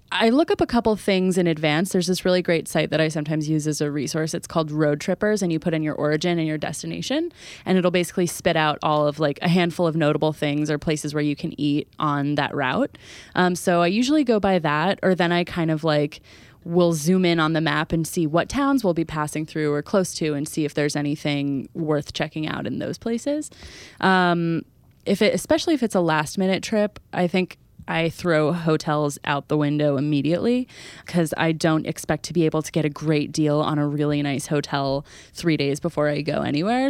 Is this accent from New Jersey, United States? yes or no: yes; New Jersey, United States; we're from New Jersey, we live in New Jersey